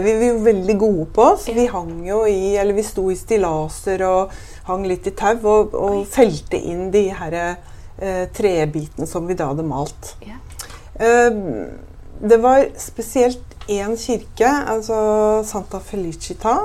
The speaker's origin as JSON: {"language": "Norwegian", "town": "Bærum", "region": "Akershus", "country": "Norway", "tie": "born or raised there", "said": "jeg vokste opp på Høvik, som ikke er så langt unna her, og på Jar senere"}